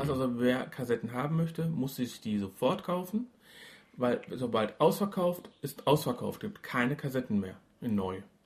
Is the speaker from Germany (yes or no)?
yes; Duisburg, North Rhine-Westphalia, Germany; Aus Walsum, da wo ich herkomme